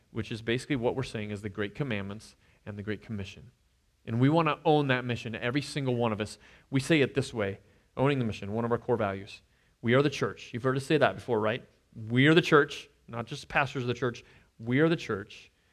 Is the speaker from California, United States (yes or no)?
no; Nebraska, United States; moved away as an adult; now in Kansas, United States; we moved here from Nebraska, I, I'd grown up there.